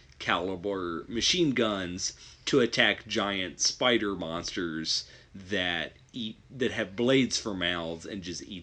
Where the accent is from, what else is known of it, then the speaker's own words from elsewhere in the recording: Detroit, Michigan, United States; I love RoboCop, and, you know, I'm from Detroit, so I'm proud of RoboCop.